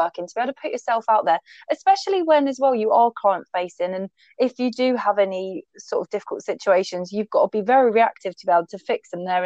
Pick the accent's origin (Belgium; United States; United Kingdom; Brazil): United Kingdom; being British